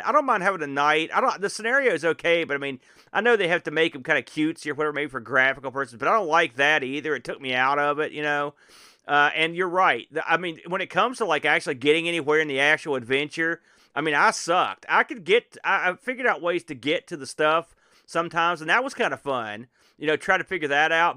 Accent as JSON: {"language": "English", "country": "United States", "said": "as an American"}